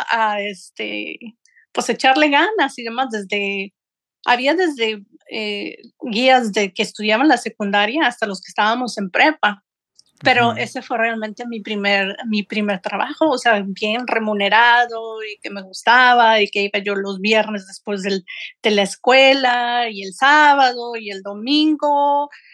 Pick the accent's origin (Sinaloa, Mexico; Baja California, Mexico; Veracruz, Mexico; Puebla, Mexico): Veracruz, Mexico; Xalapa; moved away as an adult; also born or lived in Geneva, Switzerland / United States; now in Netherlands; Yo nací en el puerto de Veracruz, pero toda mi vida eh, estudié y crecí en Jalapa, Veracruz